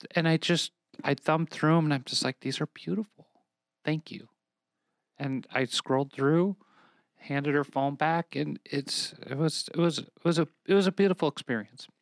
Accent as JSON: {"language": "English", "region": "Minnesota", "country": "United States", "tie": "born or raised there", "said": "my home state now of Minnesota"}